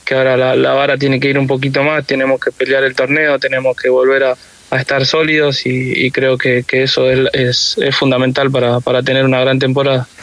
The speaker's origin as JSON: {"language": "Spanish", "town": "Rafael Castillo", "region": "Buenos Aires Province", "country": "Argentina", "tie": "born or raised there", "moved": "as an adult", "lives_now": "Coquimbo, Chile", "said": "yo vivo en Rafael Castillo, que es donde, donde me crié siempre"}